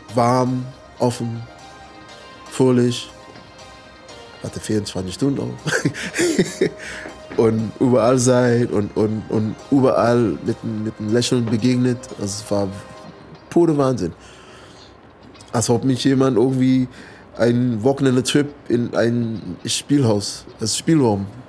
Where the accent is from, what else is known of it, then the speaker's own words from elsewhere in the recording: United States; German is a second language; moved away as an adult; also born or lived in California; now in Berlin, Germany; Ich bin aufgewachsen in Amerika